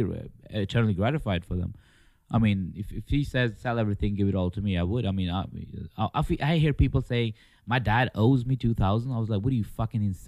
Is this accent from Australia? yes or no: no; Märsta, Stockholm County, Sweden; I was 3 months old when I came to Sweden. So from that age to 10, 11, I lived in a place called Märsta, which is north.